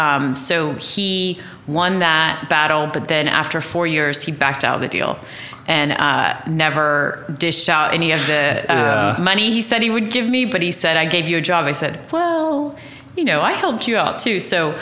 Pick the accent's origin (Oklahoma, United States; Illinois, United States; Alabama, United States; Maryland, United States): Oklahoma, United States; Tulsa; I went to the University of Oklahoma and came back to Tulsa, and pretty much no one that I grew up with was back here.